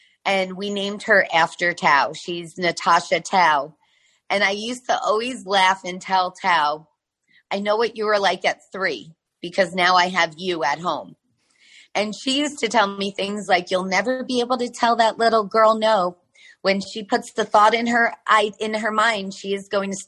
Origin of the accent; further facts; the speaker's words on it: New York, United States; moved away as an adult; now in Florida, United States; I'm from New York. We're currently living in Florida on the beach